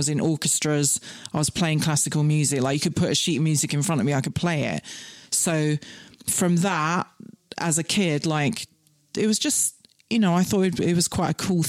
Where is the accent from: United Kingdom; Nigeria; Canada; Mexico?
United Kingdom; Scotland; And when I was seven, I got scouted because I grew up in the Highlands of Scotland where there was literally 10 people in my whole school from age 4 to 13.